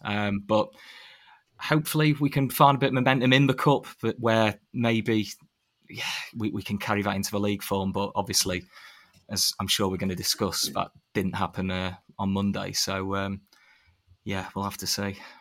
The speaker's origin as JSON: {"language": "English", "town": "Sheffield", "region": "Yorkshire and the Humber", "country": "United Kingdom", "tie": "born or raised there", "said": "I grew up in Sheffield"}